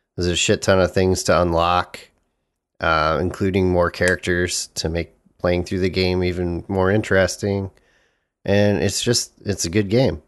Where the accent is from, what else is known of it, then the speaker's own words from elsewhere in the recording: United States; as an American